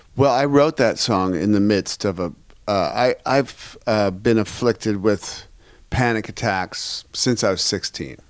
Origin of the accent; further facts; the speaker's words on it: Seattle, Washington, United States; I'm from Seattle